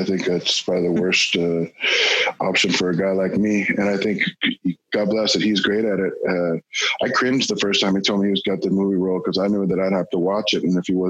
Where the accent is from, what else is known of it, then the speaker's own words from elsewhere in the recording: Hollywood, California, United States; And growing up in Hollywood is tough, because everybody's an actor, right?